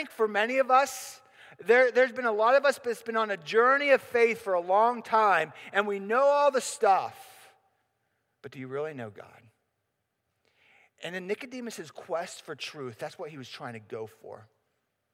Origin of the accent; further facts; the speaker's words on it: Pittsburgh, Pennsylvania, United States; I'm from Pittsburgh.